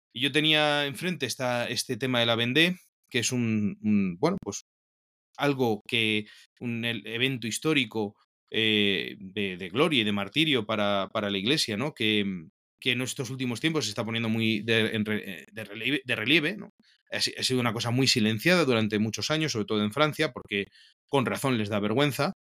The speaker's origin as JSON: {"language": "Spanish", "country": "Spain", "also_born_or_lived": "Toledo / Peru", "said": "soy un sacerdote español"}